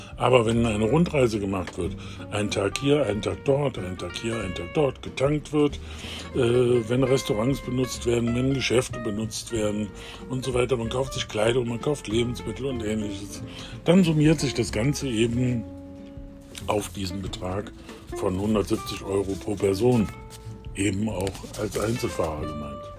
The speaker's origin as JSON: {"language": "German", "country": "Germany", "said": "wir als Deutsche"}